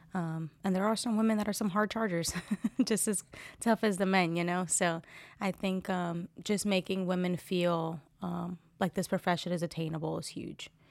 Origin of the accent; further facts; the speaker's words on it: New Jersey, United States; moved away as an adult; also born or lived in Fort Liberty, North Carolina; now in Fayetteville, United States; I'm originally from Jersey.